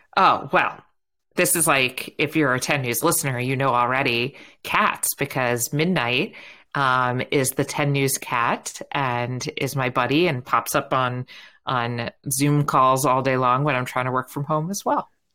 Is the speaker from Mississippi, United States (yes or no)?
no; New York, United States; accent: New York; now in San Francisco, United States; while I live in San Francisco, um, every now and then you can hear a little bit of New York come out